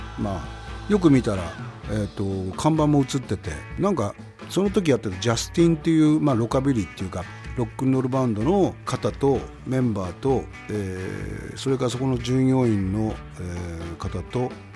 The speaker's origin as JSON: {"language": "Japanese", "town": "Kurihara", "region": "Miyagi", "country": "Japan", "also_born_or_lived": "Ichinoseki, Iwate / Sendai, Miyagi", "moved": "as an adult", "lives_now": "Tokyo, Japan", "said": "俺はあの宮城県の栗原市っていうとこから学校岩手県の一関市っていうとこに行って、まあ、そこ大学になって仙台行って"}